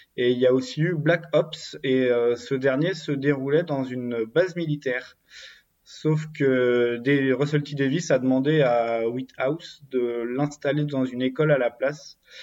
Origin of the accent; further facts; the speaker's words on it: Brittany, France; je suis breton